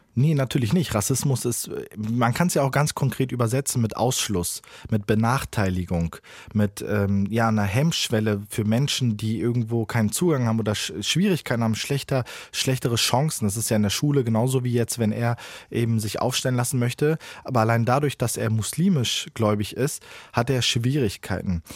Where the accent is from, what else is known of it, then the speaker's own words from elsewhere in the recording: Frankfurt, Hesse, Germany; Ich bin in Frankfurt geboren und aufgewachsen.